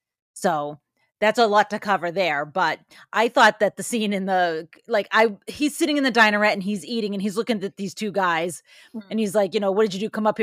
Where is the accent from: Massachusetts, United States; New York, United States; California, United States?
Massachusetts, United States; Boston